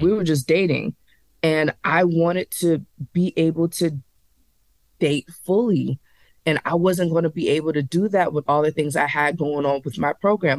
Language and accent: English; Charleston, South Carolina, United States; now in Nashville, United States; from Charleston, South Carolina, representing eight four three all day long.